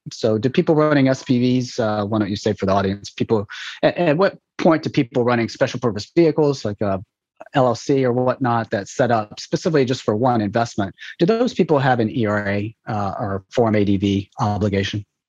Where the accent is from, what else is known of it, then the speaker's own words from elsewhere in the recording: Memphis, Tennessee, United States; moved away; also born or lived in Nashville; I was born in Nashville and grew up in Memphis